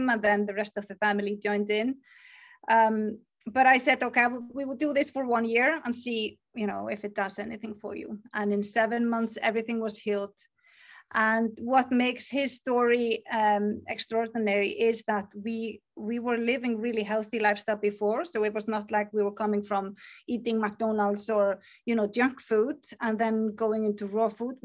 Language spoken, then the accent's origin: English; Iceland; English is a second language; I am from Iceland